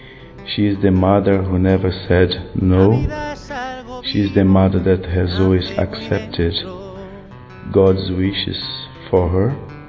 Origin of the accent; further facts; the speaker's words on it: Brazil; I'm from Brazil.